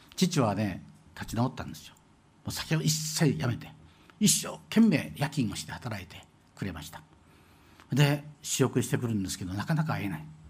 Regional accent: Shimane, Japan; moved away; 私ね、島根県出身

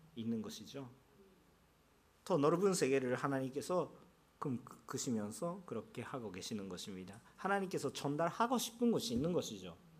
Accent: Japan; first language Japanese; Korean is a second language; also born or lived in South Korea; now in Yokohama, Japan; 제가 일본 사람이었기 때문에

